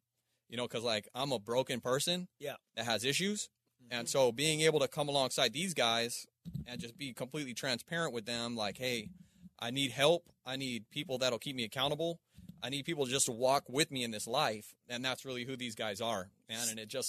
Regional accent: Palmdale, California, United States; also born or lived in Aurora, Colorado; So I started over in Palmdale, Lancaster. Mm-hmm. That's like, you know, while I was born in Aurora, Colorado, my dad was and this is part of my story, man.

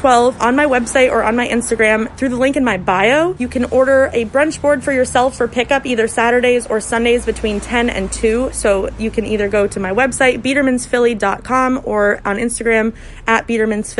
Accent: Vermont, United States; now in Philadelphia, United States; my first job was as a busser in an Italian restaurant in Rutland, Vermont. I'm from Vermont

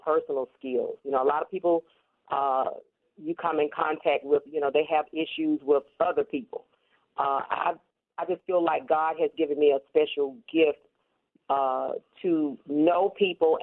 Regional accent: Atlanta, Georgia, United States; I am a native of Atlanta, Georgia

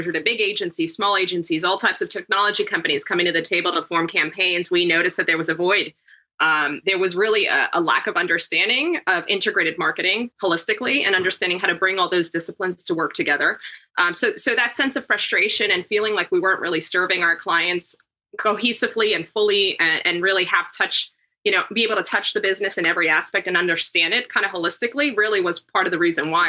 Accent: Uruguay; moved away; I immigrated from Uruguay, South America

